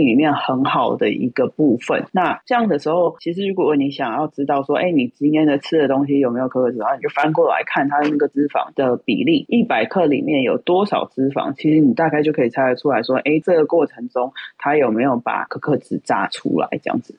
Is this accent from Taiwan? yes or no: yes; Taiwan; 我们台湾人就是很喜欢饭后也吃一点甜的嘛